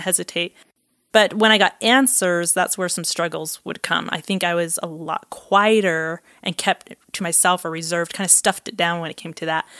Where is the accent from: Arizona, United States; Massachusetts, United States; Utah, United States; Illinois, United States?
Utah, United States; Provo; also born or lived in Costa Rica; I grew up in Provo, Utah